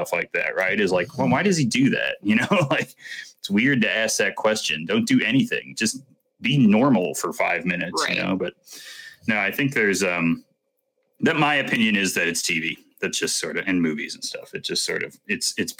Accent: United States; I'm American

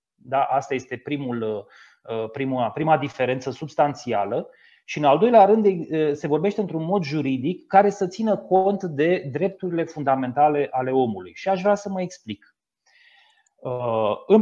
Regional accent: Teleorman County, Romania; din județul de unde sunt eu de origine, din județul Telor

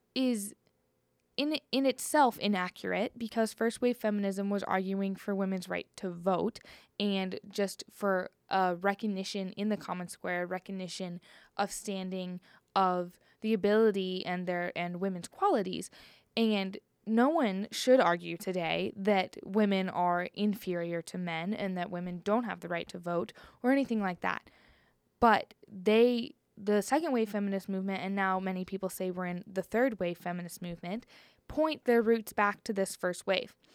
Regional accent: Cincinnati, Ohio, United States; moved away; I'm originally from Cincinnati, Ohio, and I went to a very small Christian high school

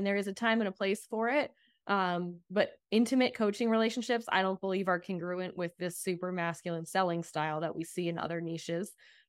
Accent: East Coast, United States; I remember coming out here the first time when I was 14, and I'm from the East Coast

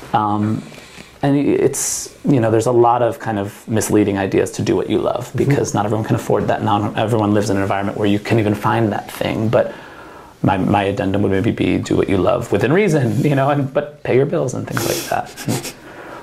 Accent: New Jersey, United States; moved away as an adult; now in Oregon, United States; I'm from New Jersey

